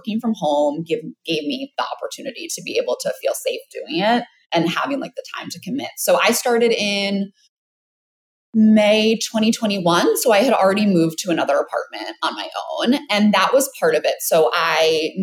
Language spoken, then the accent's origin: English; New York City, New York, United States; I am from New York City